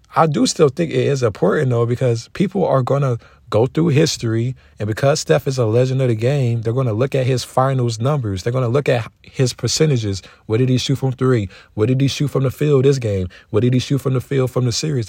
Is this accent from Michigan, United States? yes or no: yes; Detroit, Michigan, United States; I'm from Detroit